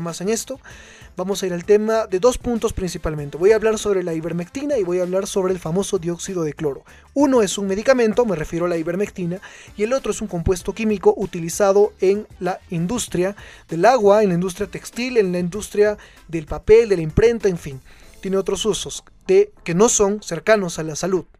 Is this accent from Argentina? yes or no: no; Cusco, Peru; nosotros como cusqueños